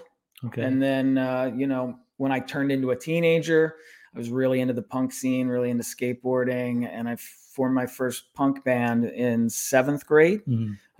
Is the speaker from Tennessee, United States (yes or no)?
no; northern New Jersey, United States; also born or lived in Warsaw, Indiana; When I was 3 months old, we moved to northern New Jersey, about a half hour out of New York City.